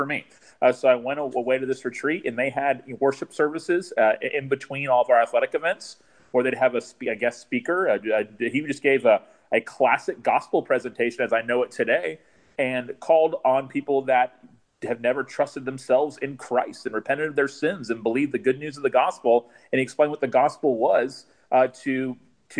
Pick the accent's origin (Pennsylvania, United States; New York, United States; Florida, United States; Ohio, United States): Florida, United States; Tallahassee; I'm pastoring in my hometown, Tallahassee, Florida, like where I grew up.